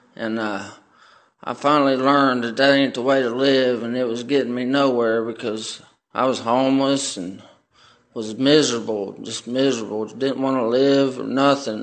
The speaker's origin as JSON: {"language": "English", "town": "Middletown", "region": "Ohio", "country": "United States", "said": "I come from Middletown, Ohio."}